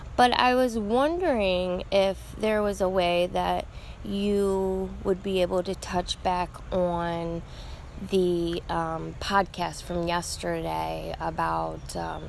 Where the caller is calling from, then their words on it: Buffalo, New York, United States; I am calling from Buffalo, New York